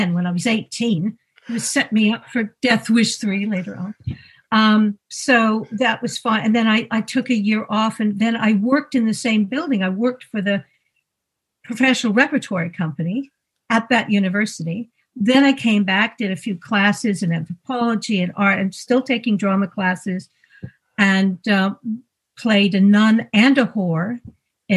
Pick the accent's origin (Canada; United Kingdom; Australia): Canada; moved away; also born or lived in United States; I grew up in Canada and the United States.